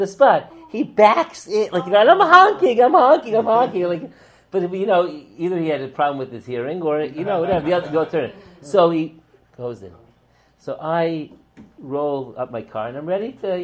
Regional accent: New York City, New York, United States; I was growing up in Kew Gardens Hills, New York

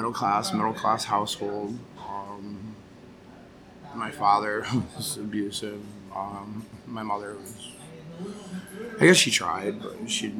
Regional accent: Connecticut, United States; also born or lived in Vermont / New York; I grew up in Connecticut, but I moved around quite a bit. Lived in Vermont, New York, Connecticut.

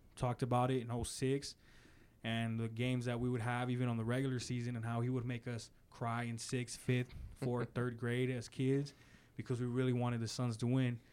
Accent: Arizona, United States; I'm from Arizona, born and raised

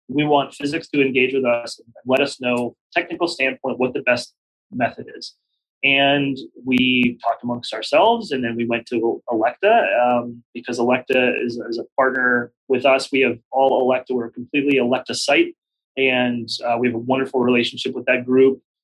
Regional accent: Pittsburgh, Pennsylvania, United States; moved away as an adult; also born or lived in Baltimore / New York City; Pittsburgh, which is my hometown

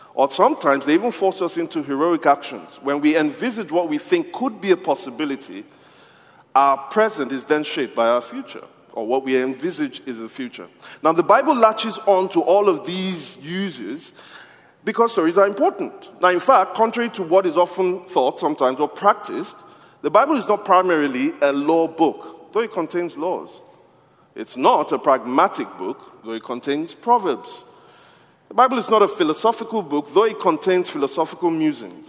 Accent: Nigeria; I'm from Nigeria

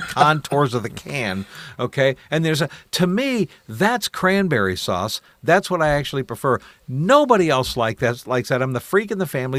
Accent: Columbus, Ohio, United States; now in Michigan, United States; I was raised in Columbus, Ohio

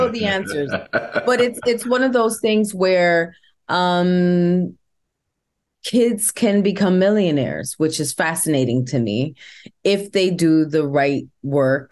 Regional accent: New York City, New York, United States; I was born and raised in the boogie down Bronx

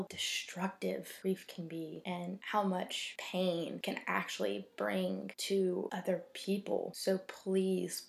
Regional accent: North Carolina, United States; I am from North Carolina

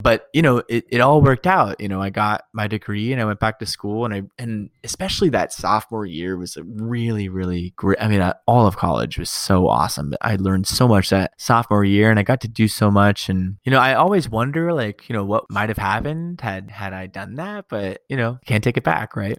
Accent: United States; also born or lived in California / Colorado; now in New York City, United States; I grew up in California and Colorado

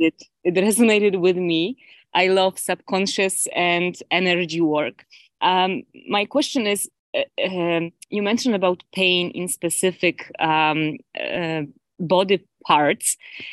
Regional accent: Poland; now in Ontario, Canada; Originally, I am from Poland, but I live in Ontario.

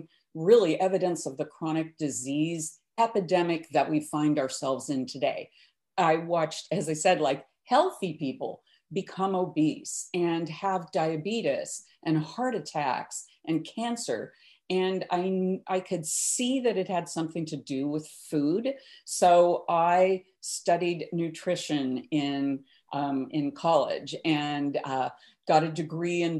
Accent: the Midwest, Kansas, United States; I grew up in the Midwest in Kansas in the 50s and 60s

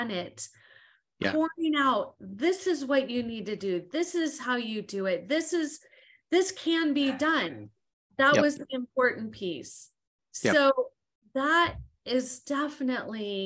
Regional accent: Southern California, United States; I'm from Southern California

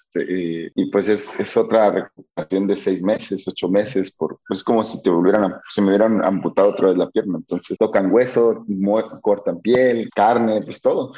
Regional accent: Mexico; en mi pueblo no. E, es un pueblo chiquito, Cotillo, no es, muy grande

